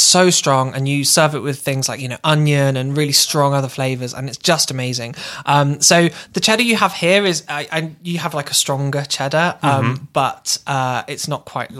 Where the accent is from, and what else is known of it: Somerset, South West England, United Kingdom; moved away